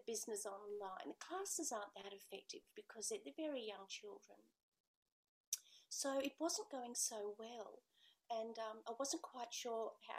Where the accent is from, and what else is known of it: Australia; born or raised there